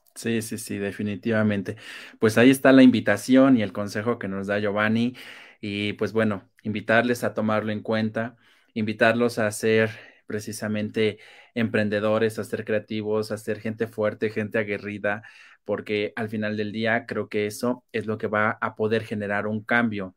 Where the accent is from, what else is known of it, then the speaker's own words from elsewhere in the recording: Mexico; como buenos mexicanos